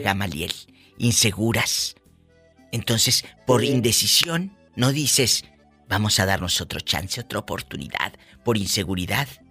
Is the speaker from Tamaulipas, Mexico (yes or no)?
yes; Matamoros, Tamaulipas, Mexico; Vieja centavera, dicen ayer en mi tierra. Esa es una vieja centavera. Entonces, así le dicen en, Matamoros